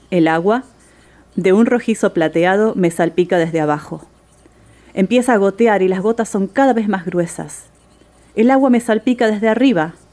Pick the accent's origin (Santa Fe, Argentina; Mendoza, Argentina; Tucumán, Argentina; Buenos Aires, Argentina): Buenos Aires, Argentina; Soy de Buenos Aires, Argentina.